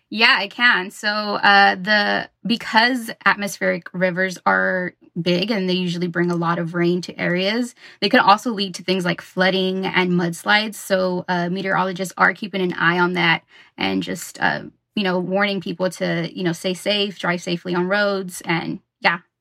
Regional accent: Los Angeles, California, United States; moved away as an adult; now in Northern California, United States; I'm originally from Southern California in Los Angeles

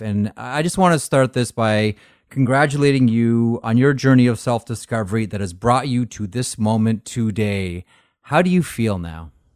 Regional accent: Toronto, Ontario, Canada; I grew up playing hockey in Toronto

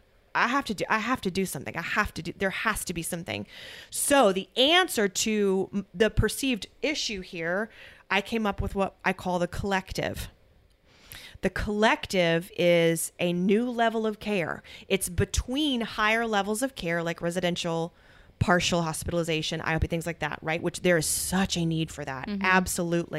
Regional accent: United States; I'm American.

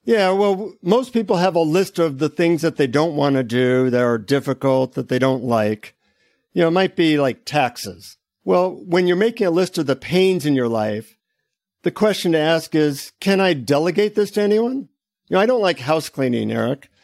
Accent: United States; from the United States.

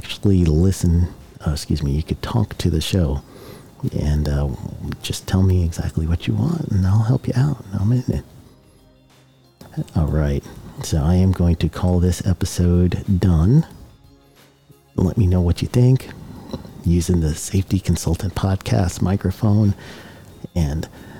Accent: Guyana; now in United States; My home country is Guyana and the U.S. I'm dual citizen.

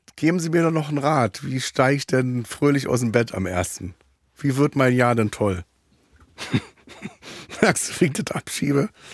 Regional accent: Berlin, Germany; Ich bin ja in Neukölln geboren auch

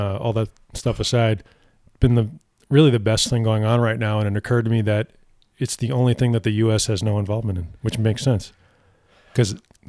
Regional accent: Montreal, Quebec, Canada; I'm from Montreal, brother.

